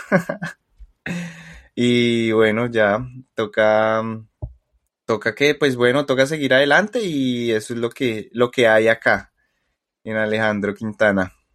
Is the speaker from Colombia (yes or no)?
yes; Colombia; soy colombiano, a mucho con mucho orgullo